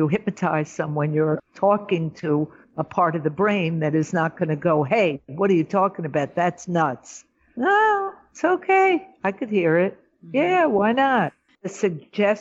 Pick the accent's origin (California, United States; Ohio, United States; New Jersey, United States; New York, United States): New York, United States; moved away as an adult; now in Israel; I'm a New Yorker.